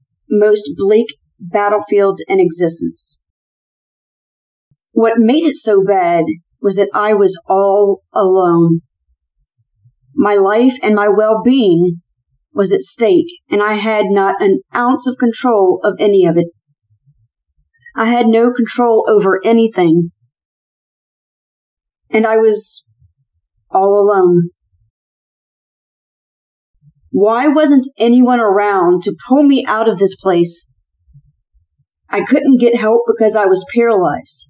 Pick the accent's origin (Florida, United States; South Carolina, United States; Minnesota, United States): South Carolina, United States; Charleston; moved away as an adult; I'm originally from Charleston, South Carolina, which is where I entered into the military after a semester of college